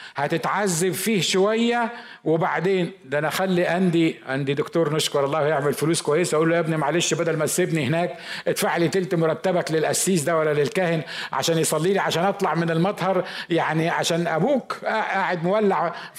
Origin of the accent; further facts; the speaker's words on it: Upper Egypt, Egypt; عندنا في الصعيد